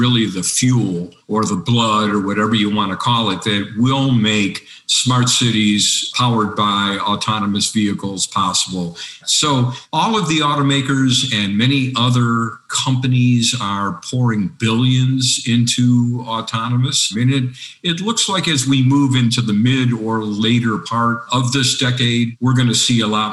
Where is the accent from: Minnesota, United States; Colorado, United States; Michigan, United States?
Michigan, United States; Detroit; I'm from Detroit. So when you grow up in the Motor City, cars are in your DNA